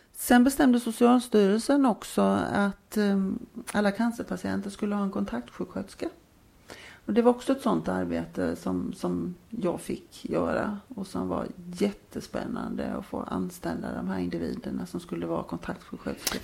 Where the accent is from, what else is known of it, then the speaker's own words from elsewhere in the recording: Jönköping, Jönköping County, Sweden; då växte jag upp eh, i Jönköping.